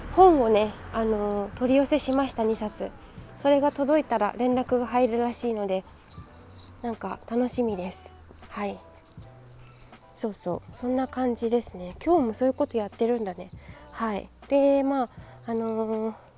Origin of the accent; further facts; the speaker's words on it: Yokohama, Kanagawa, Japan; 私の地元の、えー、江南台ですね